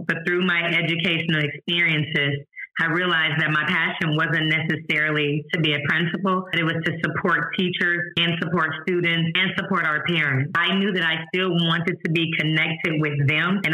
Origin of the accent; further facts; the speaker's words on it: St. Louis, Missouri, United States; moved away as an adult; now in Houston, United States; I'm from St. Louis, Missouri